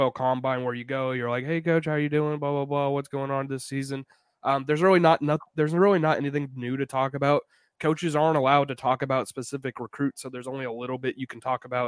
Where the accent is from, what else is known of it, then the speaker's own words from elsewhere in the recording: Jacksonville, Florida, United States; I'm from Jacksonville